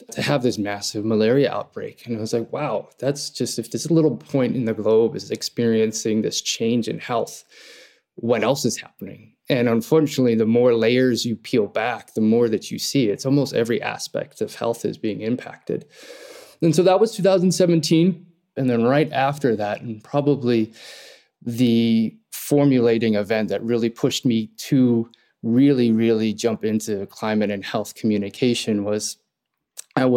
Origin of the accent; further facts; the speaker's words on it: Hawaii, United States; also born or lived in Ireland; I was born in Ireland, raised in Hawaii. That's where I'm talking to you from now